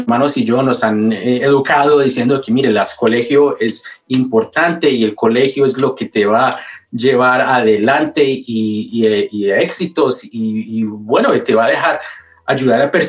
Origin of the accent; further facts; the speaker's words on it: Manizales, Caldas, Colombia; now in United States; yo nací en Colombia. Yo nací en Manizales, Colombia. Ah, eh, puro colombiano